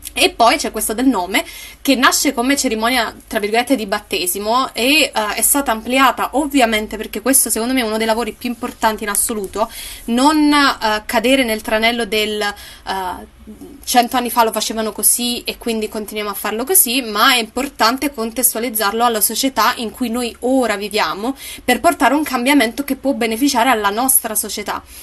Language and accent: Italian; Naples, Campania, Italy; io sono napoletana